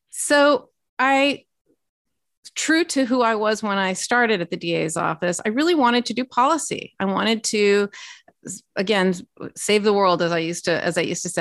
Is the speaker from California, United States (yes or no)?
yes; Los Angeles, California, United States; moved away as an adult; also born or lived in Washington; born and raised in Los Angeles, California